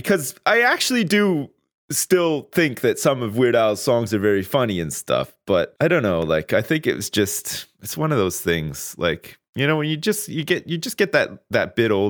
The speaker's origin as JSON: {"language": "English", "town": "Ottawa", "region": "Ontario", "country": "Canada", "tie": "born or raised there", "said": "Oh, I'm from Ottawa, Ontario. {S2} Well, there you go. {S3} I grew up there. I was born there. I was born on June the 5th, 1980 at Riverside Hospital, which is still there."}